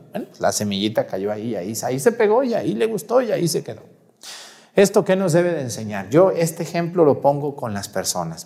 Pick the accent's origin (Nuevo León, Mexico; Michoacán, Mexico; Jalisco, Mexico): Jalisco, Mexico; Mexticacán; yo crecí en un pueblito llamado Mesticacán